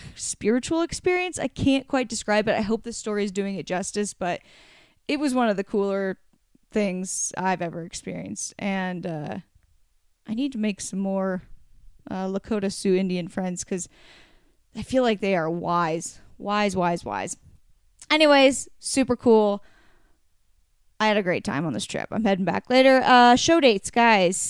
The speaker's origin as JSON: {"language": "English", "region": "Oregon", "country": "United States", "tie": "born or raised there", "said": "I grew up on the beach in Oregon"}